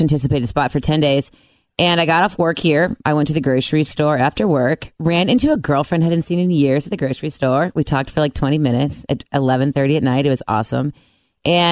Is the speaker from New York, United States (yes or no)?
no; Cincinnati, Ohio, United States; moved away as an adult; also born or lived in Mount Lookout, Cincinnati / North Carolina / South Carolina / Colorado; I'm originally from the West Side.